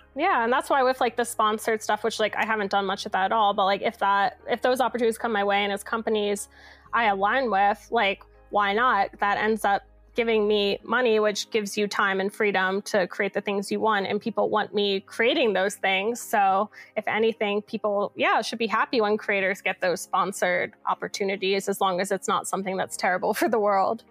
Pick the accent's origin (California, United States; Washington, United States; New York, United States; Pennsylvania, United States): Pennsylvania, United States; Philadelphia; I grew up in Center City, Philadelphia